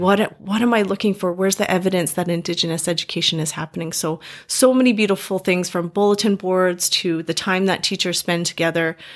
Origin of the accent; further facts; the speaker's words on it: Grande Prairie, Alberta, Canada; moved away as an adult; also born or lived in Calgary; now in Edmonton, Canada; I was going up to my hometown, Grand Prairie